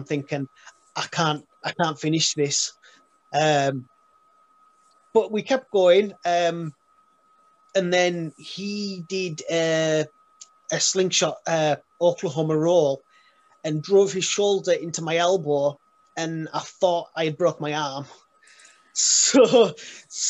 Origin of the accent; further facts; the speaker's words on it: Carlisle, North West England, United Kingdom; born and raised in Carlisle